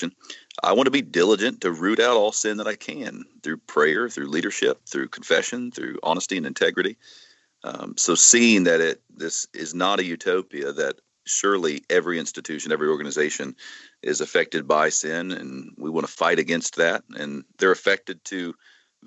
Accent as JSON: {"language": "English", "country": "United States", "said": "as an American"}